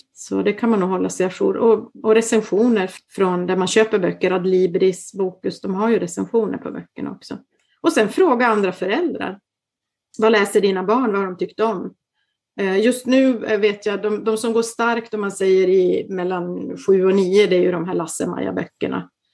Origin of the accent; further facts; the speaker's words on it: Kalix, Norrbotten County, Sweden; moved away as an adult; also born or lived in Umeå / Genoa; now in Milan, Italy; Jag kommer ursprungligen från Kalix